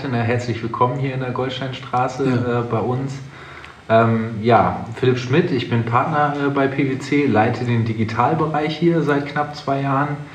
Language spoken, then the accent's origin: German; Essen, North Rhine-Westphalia, Germany; also born or lived in England / Münster; ich komme aus Essen, aus äh, Essen äh, NRG-Hauptstadt.